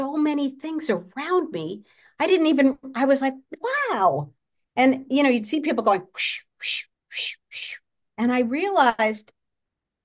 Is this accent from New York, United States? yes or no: yes; New York, United States; now in Los Angeles, United States; I grew up in New York